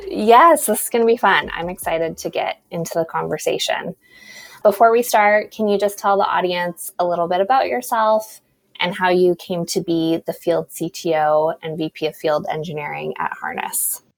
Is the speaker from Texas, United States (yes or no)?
no; New Mexico, United States; moved away; I'm originally from New Mexico, so desert girl at heart